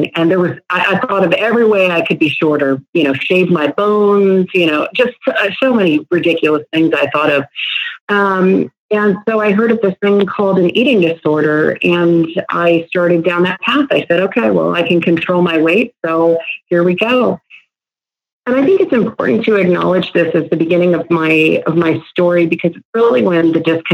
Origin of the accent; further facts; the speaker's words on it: Northern Virginia, United States; moved away as an adult; now in Dallas, United States; From the East Coast, right outside D.C., Northern Virginia